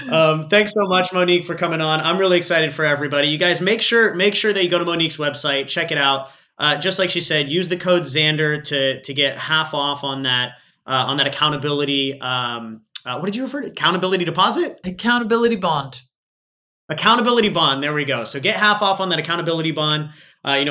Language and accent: English; Australia; accent: Aussie